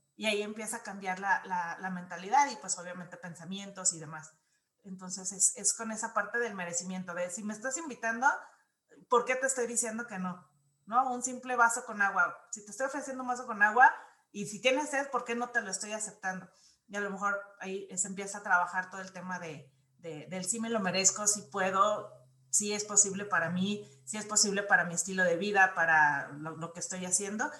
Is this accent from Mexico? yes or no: yes; Guadalajara, Jalisco, Mexico; moved away; also born or lived in Mexico City; yo nací eh, en Guadalajara. Entonces viví en Ciudad de México